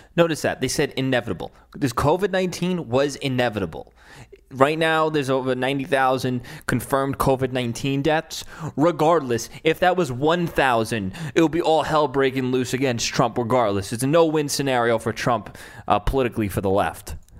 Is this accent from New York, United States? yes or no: yes; New York City, New York, United States; moved away; my hometown in Staten Island